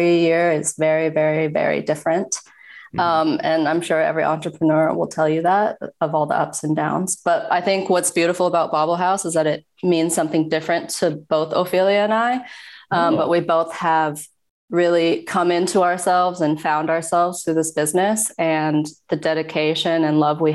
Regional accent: Evergreen, Colorado, United States; moved away as an adult; also born or lived in Hangzhou, China / the South; now in New York, United States; from Evergreen, Colorado. I was actually adopted from Hangzhou when I was 9 months old. Grew up in Colorado

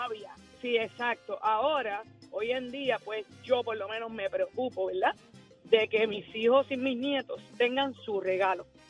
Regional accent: Yabucoa, Puerto Rico; mi pueblo Yabucoa

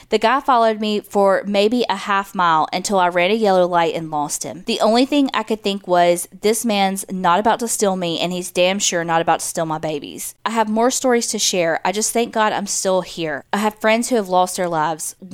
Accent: Mobile, Alabama, United States; You can use my name. I currently live in Georgia, but I'm from Mobile, Alabama.

